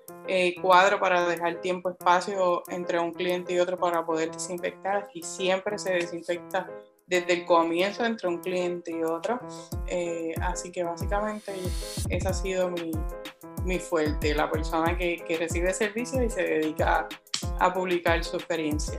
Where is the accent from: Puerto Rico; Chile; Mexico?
Puerto Rico; Juana Díaz; now in Ponce, Puerto Rico; yo también soy adoptada de Ponce, soy natural de Juanavilla